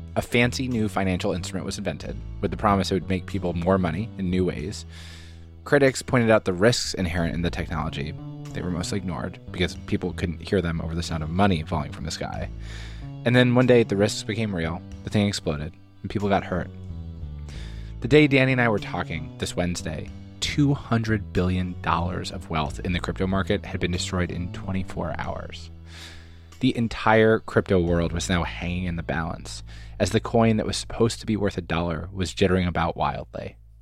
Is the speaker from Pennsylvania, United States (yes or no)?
yes; Haverford, Pennsylvania, United States; I'm from Haverford